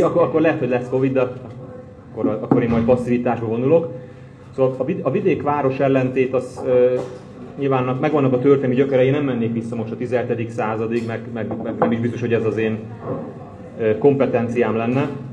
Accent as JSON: {"language": "Hungarian", "country": "Hungary", "moved": "as an adult", "lives_now": "Budapest, Hungary", "said": "én vidéki származású vagyok"}